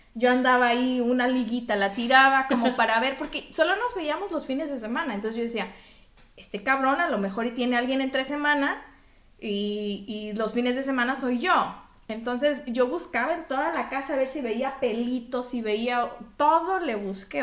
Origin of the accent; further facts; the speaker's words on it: Mexico; now in Belgium; yo soy de México